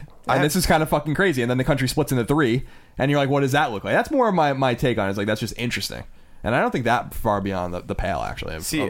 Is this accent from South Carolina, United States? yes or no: no; New York City, New York, United States; moved away; I am from New York, so I'm saying that loud and proud.